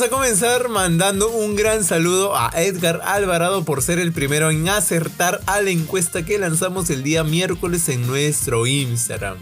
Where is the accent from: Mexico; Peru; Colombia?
Peru; Piura; accent: Piuran; los piuranos somos conocidos por tener un habla bien particular. Cuando vamos a algún otro lado del país, tipo Lima, Trujillo, Chiclayo, al toque sacan que somos de Piura por nuestra forma de hablar